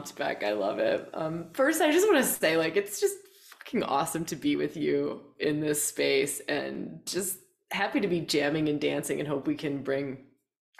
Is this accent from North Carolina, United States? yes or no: no; Wisconsin, United States; moved away as an adult; also born or lived in Australia; I grew up in Wisconsin. Right? Like, I grew up on a farm, a dairy farm.